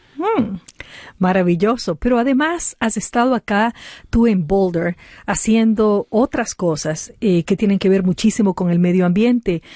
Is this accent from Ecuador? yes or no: yes; Ecuador; moved away; en Ecuador, aparte de donde yo vengo